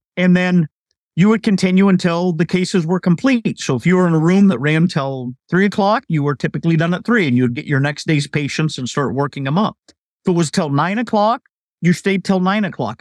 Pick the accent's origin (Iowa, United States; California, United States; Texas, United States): Iowa, United States; moved away as an adult; I was able to move back to my home state, actually live in my hometown.